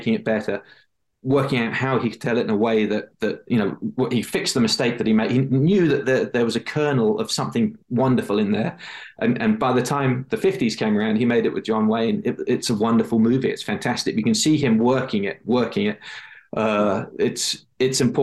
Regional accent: England, United Kingdom; I'm from England

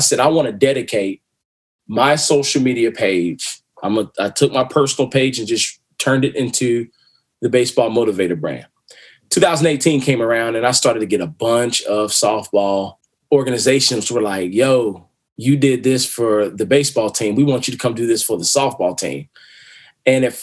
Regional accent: Winston-Salem, North Carolina, United States; I'm from Winston-Salem, North Carolina

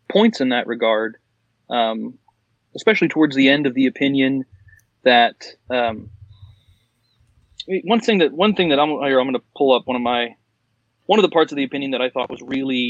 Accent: Choctaw Nation, Oklahoma, United States; a person like me who grew up in the heart of the Choctaw Nation

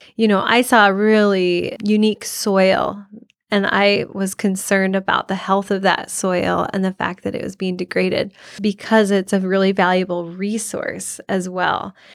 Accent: Iowa, United States; I'm originally from Iowa. It's where I grew up

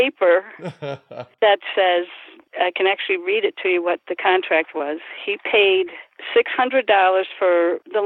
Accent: Milwaukee, Wisconsin, United States; also born or lived in Union Grove, Wisconsin; I was born in Milwaukee, came to Union Grove, and when we got married, I came to the city here with my husband

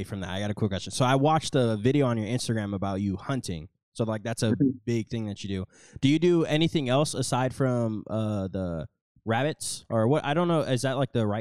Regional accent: Arizona, United States; now in Los Angeles, United States; I'm from Arizona. Like, I grew up out there

